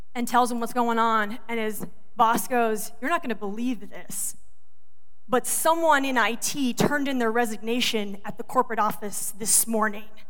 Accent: the South, United States; moved away as an adult; also born or lived in Georgia; now in Michigan, United States; I'm from the South. We don't even speak English right.

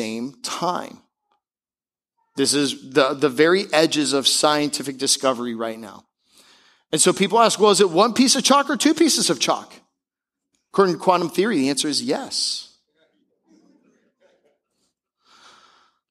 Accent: Seattle, Washington, United States; moved away; I'm from Seattle

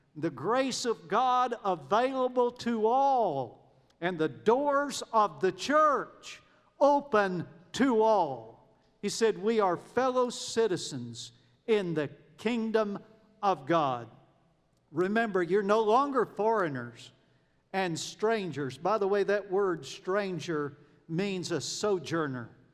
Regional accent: United States; moved away as an adult; also born or lived in Kenya; I was born in America

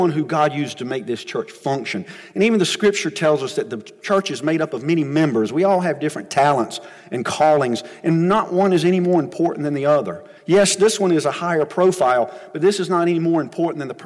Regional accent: United States; we as Americans, and even as American followers of Christ

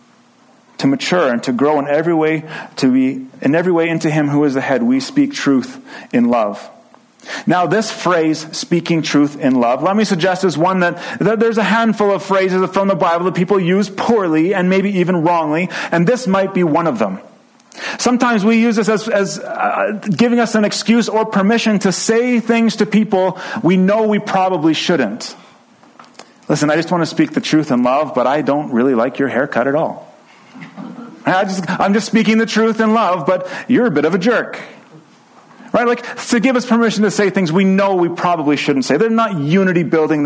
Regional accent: Edmonton, Alberta, Canada; I grew up in the German bilingual program in Edmonton

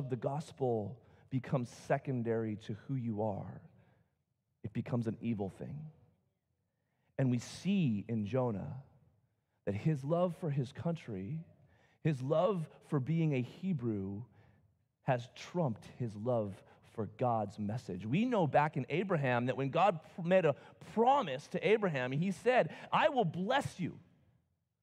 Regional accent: United States; I love being an American

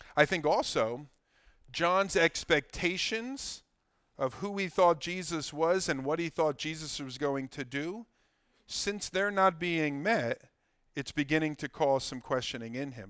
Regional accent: Ewing, New Jersey, United States; I love my hometown. I love Ewing. I love Mercer. I love Bucks

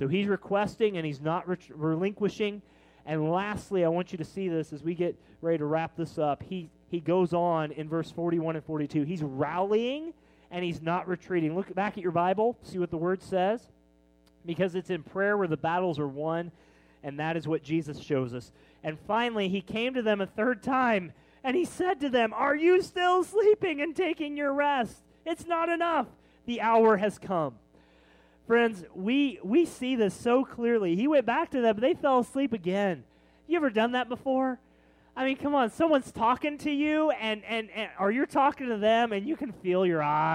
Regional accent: Kansas City, Missouri, United States; We're from Kansas City

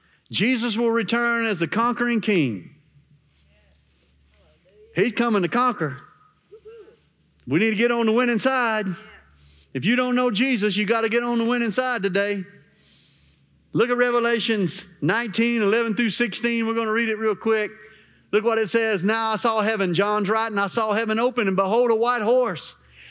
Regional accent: Arkansas, United States; Well, I'm from Arkansas, Pastor. Ain't nothing special in Arkansas.

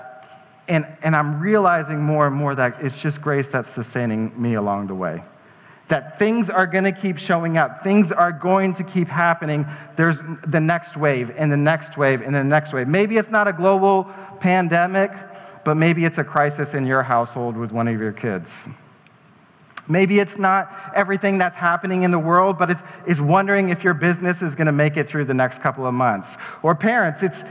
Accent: Colorado Springs, Colorado, United States; shout out to Colorado Springs, that's my hometown

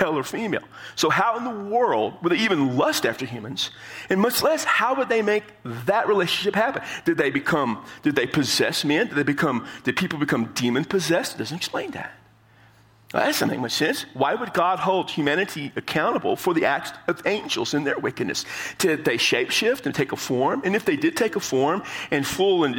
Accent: San Antonio, Texas, United States; I come from San Antonio

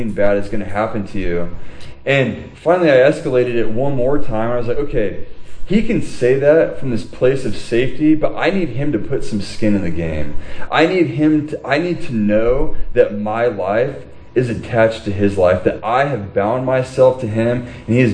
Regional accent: Huntington Beach, California, United States; I grew up in Huntington Beach

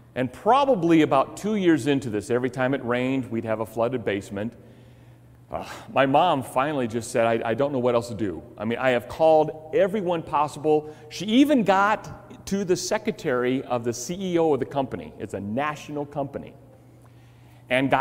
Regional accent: Chicago, Illinois, United States; Growing up in Chicago, our house that we lived in had termite problems

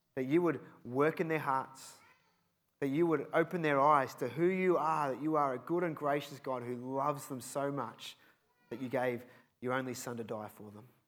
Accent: Cheltenham, South West England, United Kingdom; I grew up in Cheltenham

